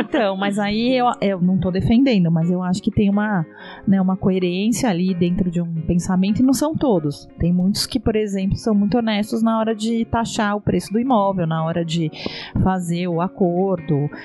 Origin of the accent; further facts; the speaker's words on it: Brazil; moved away as an adult; now in Portugal; eu sou brasileira